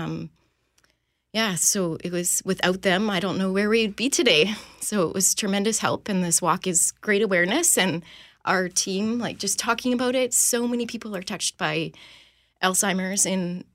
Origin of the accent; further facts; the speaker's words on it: Beausejour, Manitoba, Canada; I'm from Beauséjour